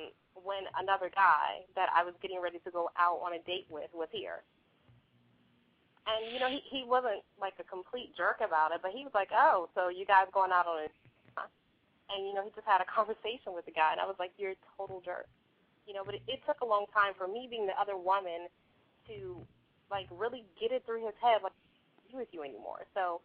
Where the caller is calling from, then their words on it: Charlotte, North Carolina, United States; I'm calling from Charlotte, North Carolina.